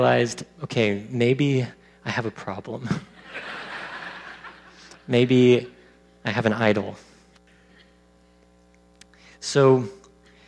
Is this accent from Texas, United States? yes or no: yes; Texas, United States; I'm from Texas